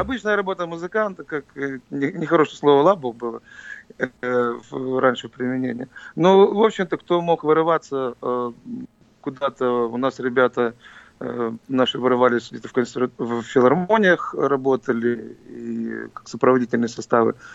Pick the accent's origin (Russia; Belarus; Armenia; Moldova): Moldova; Tiraspol, Transnistria; now in Philadelphia, United States; я в нём родился. Это моя родина.